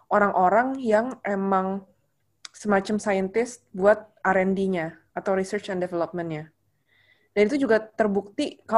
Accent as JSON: {"language": "Indonesian", "region": "Jakarta", "country": "Indonesia", "said": "mungkin sebagai orang Jakarta kayak kita nggak kekurangan energi men"}